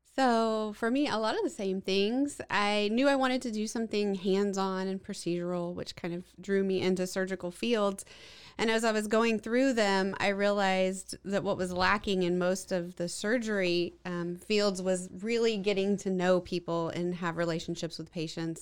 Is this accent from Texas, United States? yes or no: yes; Waco, Texas, United States; I grew up here in Waco and went off and did all my medical training uh, and came back